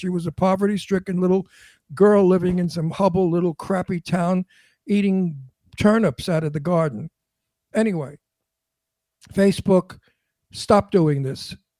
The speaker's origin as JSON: {"language": "English", "country": "United States", "said": "I'm not a Republican. I'm not a Democrat. Like I always say, I'm an American. And I want what's best for my country."}